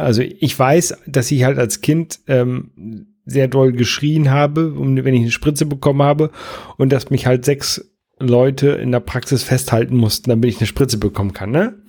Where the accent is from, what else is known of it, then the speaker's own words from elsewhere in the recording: Jever, Lower Saxony, Germany; now in Buxtehude, Germany; wo ich ursprünglich herkomme, so aus dem Oldenburger Bereich, äh, Raum